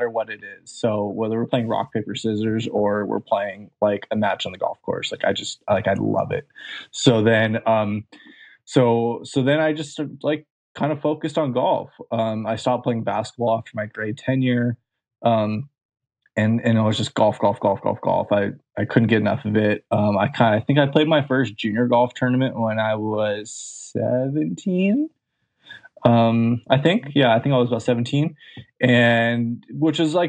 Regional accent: Santa Monica, California, United States; I'm from Southern California

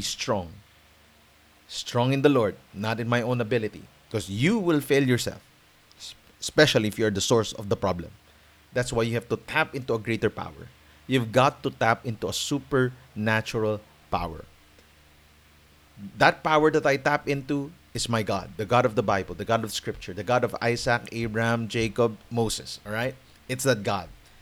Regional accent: Philippines

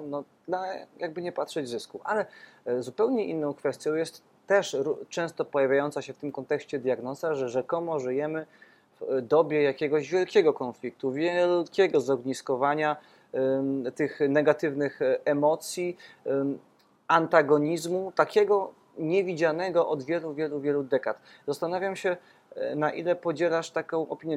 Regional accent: Podkarpacie, Subcarpathian Voivodeship, Poland; ja też z Podkarpacia e, pochodzę

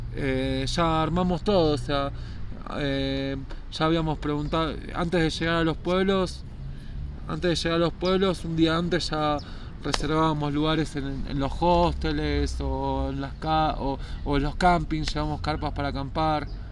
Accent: Escobar, Buenos Aires Province, Argentina; moved away as an adult; Soy de Escobar, se llama el pueblo. Queda unos 50 kilómetros al norte de la capital de Buenos Aires

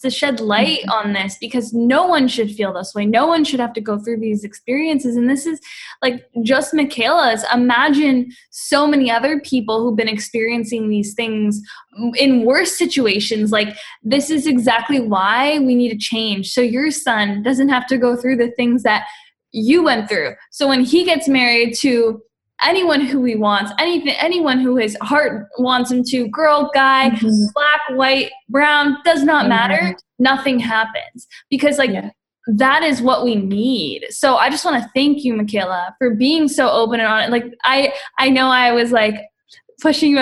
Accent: Canada; I'm Canadian.

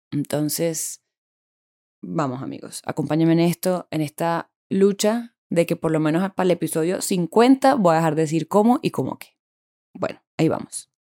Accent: Bogotá, Colombia; now in Medellín, Colombia; la mayoría somos personas que vinimos de Bogotá a vivir a Medellín y claramente no teníamos grupo acá

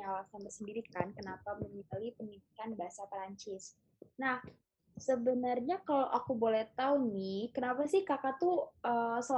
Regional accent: Palembang, South Sumatra, Indonesia; also born or lived in Bogor; now in Jakarta, Indonesia; soalnya aslinya itu gue dari Palembang tapi tinggal di Bogor tapi sekarang lagi tinggal di Jakarta

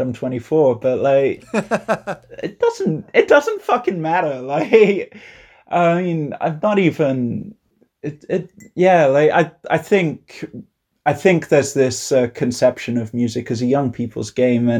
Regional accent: Leicester, East Midlands, United Kingdom; I'm from Leicester

